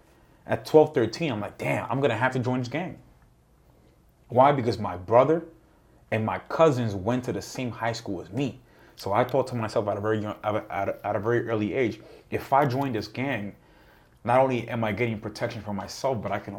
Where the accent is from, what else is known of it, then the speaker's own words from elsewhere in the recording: New York, United States; And because I saw the environment that I grew up with in Harlem, in that high school